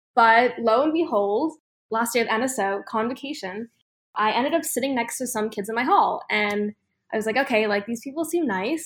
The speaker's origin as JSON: {"language": "English", "town": "Boston", "region": "Massachusetts", "country": "United States", "said": "I'm actually from Boston"}